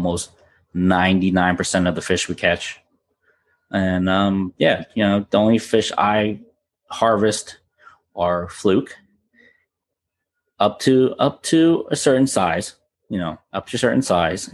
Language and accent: English; Florida, United States; now in New Jersey, United States; It's what I grew up on in Florida.